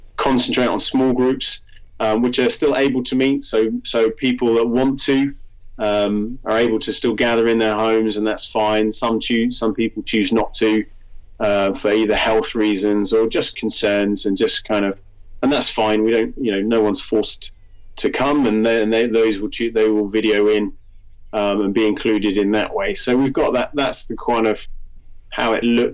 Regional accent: United Kingdom; now in Stockholm, Sweden; as a British person living in Sweden

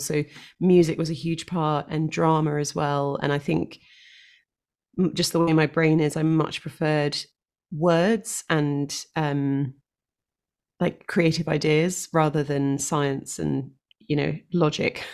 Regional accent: London, United Kingdom; moved away as an adult; now in Devon, United Kingdom; born and raised in London

